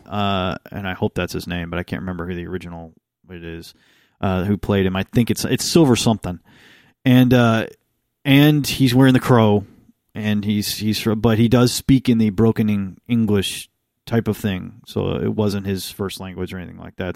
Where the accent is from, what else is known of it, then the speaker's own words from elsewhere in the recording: United States; I'm American.